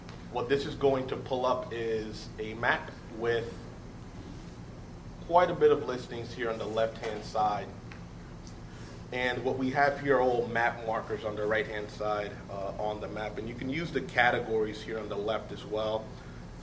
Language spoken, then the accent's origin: English; New York City, New York, United States; I was born and raised in Harlem